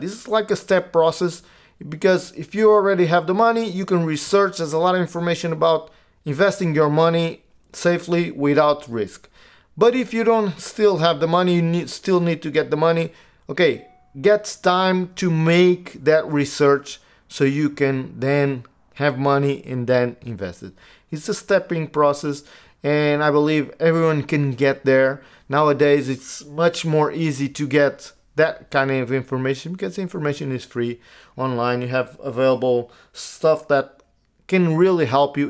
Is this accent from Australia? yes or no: no; Portugal; also born or lived in United States; I live in Portugal. I, I grew up in Portugal.